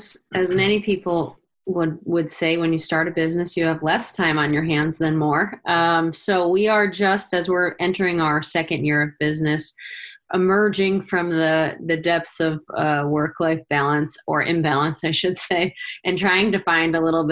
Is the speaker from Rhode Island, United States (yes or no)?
yes; Rhode Island, United States; also born or lived in western Montana; now in Sandpoint, United States; It feels a little bit like home. I grew up in Rhode Island.